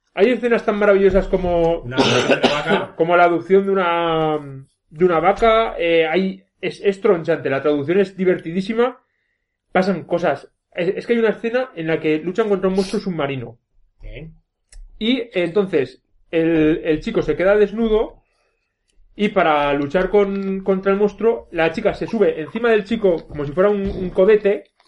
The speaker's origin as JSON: {"language": "Spanish", "town": "Belver de Cinca", "region": "Aragon", "country": "Spain", "said": "es como un señor de mi pueblo que siempre que me ve por Belver"}